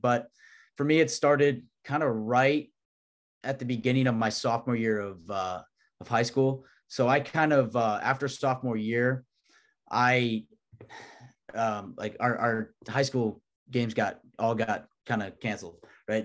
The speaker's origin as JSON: {"language": "English", "region": "Illinois", "country": "United States", "tie": "born or raised there", "moved": "as an adult", "lives_now": "Kansas, United States", "said": "where I grew up in Illinois"}